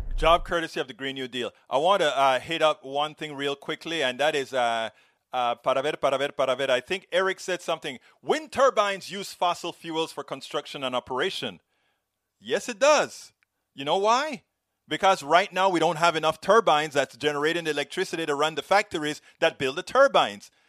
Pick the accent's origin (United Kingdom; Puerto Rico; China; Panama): Panama; moved away as an adult; now in United States; I am from Central America